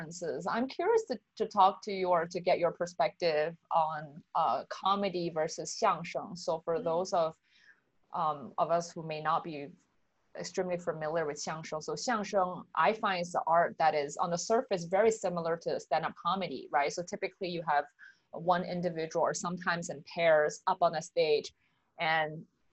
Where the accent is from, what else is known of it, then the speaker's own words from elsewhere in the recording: Singapore; also born or lived in Toronto; now in United States; growing up in Asia, I think in Singapore